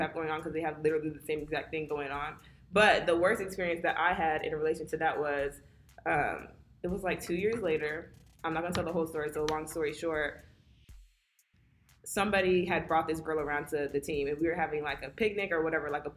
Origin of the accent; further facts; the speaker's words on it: San Antonio, Texas, United States; I'm from San Antonio